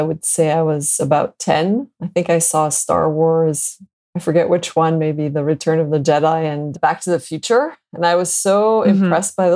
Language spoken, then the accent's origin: English; Montreal, Quebec, Canada; also born or lived in Boston; I'm born and raised in Montreal, Canada